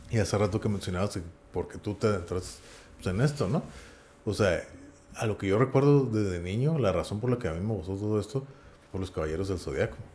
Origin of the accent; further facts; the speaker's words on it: Norway; Vamos, que yo soy de Noruega.